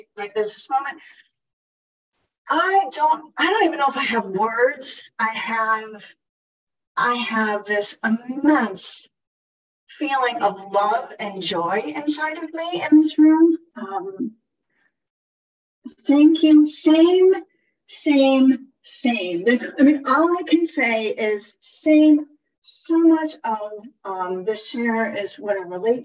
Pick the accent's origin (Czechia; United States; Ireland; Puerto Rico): Ireland; I am Irish.